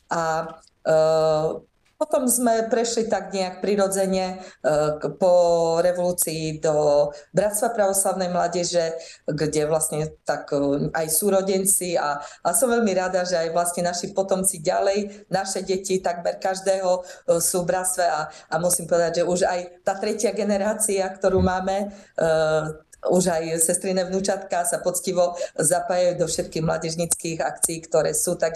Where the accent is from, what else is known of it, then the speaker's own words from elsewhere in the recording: Košice, Košice Region, Slovakia; ja som, ja pochádzam z Košic, tiež eh, mala som tu, som veľmi teda vďačná dlhu, že som sa tiež narodila v pravoslavnej rodine